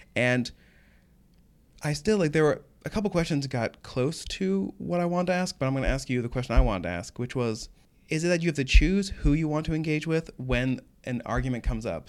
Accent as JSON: {"language": "English", "region": "Oklahoma", "country": "United States", "moved": "yes", "said": "I'm from Oklahoma"}